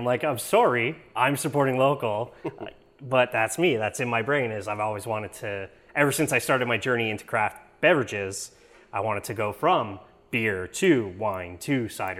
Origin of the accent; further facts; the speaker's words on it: Quebec, Canada; I'm just so used to growing up in Quebec